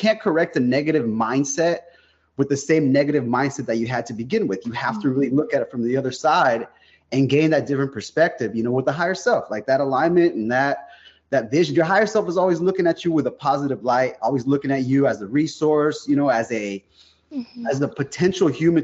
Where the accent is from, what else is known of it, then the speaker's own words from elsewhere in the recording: South San Francisco, California, United States; now in Modesto, United States; I grew up in South San Francisco. I live about 100 miles out there in the valley, kind of beneath Sacramento a little bit, in a town called Modesto.